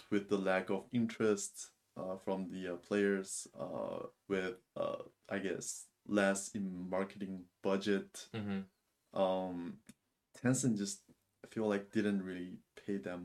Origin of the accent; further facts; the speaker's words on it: China; moved away; I grew up in China